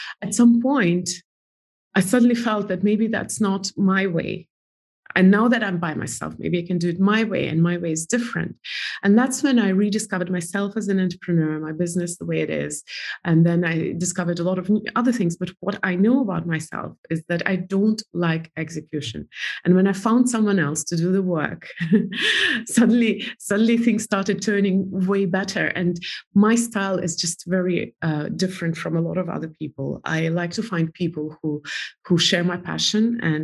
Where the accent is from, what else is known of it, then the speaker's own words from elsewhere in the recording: Estonia; moved away as an adult; now in New York, United States; I'm from Estonia. I don't even know Russia very well. I speak Russian language well